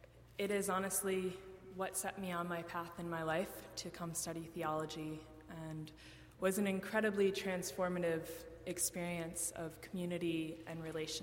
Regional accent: a small town outside of Buffalo, New York, United States; moved away; also born or lived in Ithaca, New York; From a small town outside of Buffalo, New York.

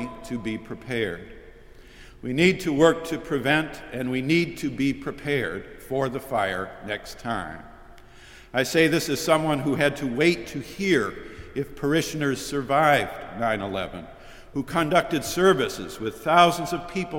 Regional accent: Syracuse, New York, United States; moved away; my hometown, Syracuse

